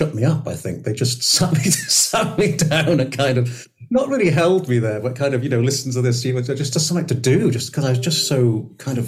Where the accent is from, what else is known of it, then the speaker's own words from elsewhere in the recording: St Asaph, Wales, United Kingdom; I grew up in North Wales, as you can imagine, with brass bands and male voice choirs and the Steddfod